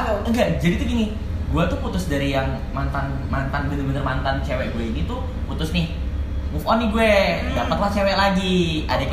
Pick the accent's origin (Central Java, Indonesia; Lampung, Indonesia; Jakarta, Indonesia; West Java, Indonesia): Jakarta, Indonesia; gue asli Jakarta mm. born and raised di Jakarta